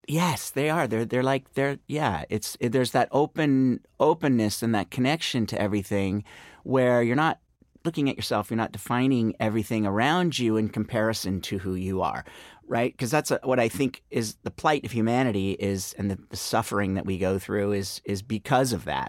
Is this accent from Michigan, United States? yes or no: no; Marin County, Bay Area, California, United States; moved away as an adult; also born or lived in New York; now in Los Angeles, United States; I grew up in the Bay Area, up in Marin County, um, and moved down to LA to go to UCLA.